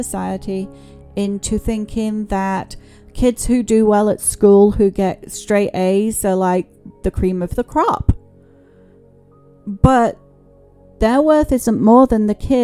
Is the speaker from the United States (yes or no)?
no; England, United Kingdom; I grew up in England